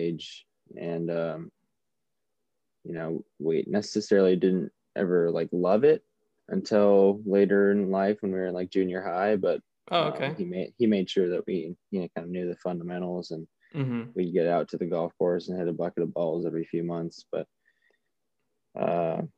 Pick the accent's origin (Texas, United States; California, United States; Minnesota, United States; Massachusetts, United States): California, United States; San Diego; Born and raised in East County, San Diego, California. Grew up here my whole life.